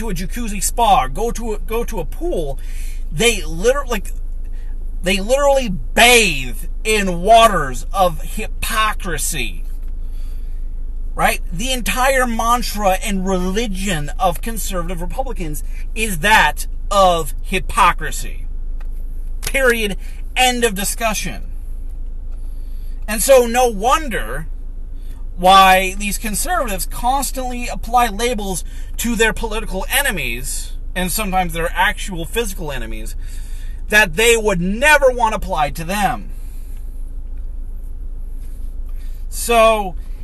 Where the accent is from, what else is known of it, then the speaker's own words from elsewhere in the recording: United States; I'm an American.